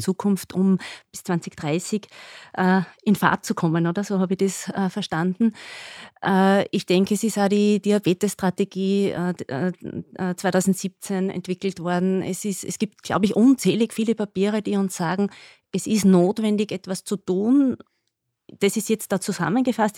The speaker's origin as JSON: {"language": "German", "region": "Upper Austria", "country": "Austria", "also_born_or_lived": "Graz", "said": "ich komme aus Oberösterreich"}